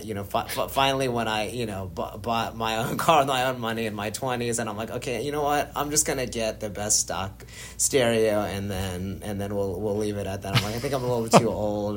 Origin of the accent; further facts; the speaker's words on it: Florida, United States; moved away; also born or lived in New Jersey; pretty much grew up in Florida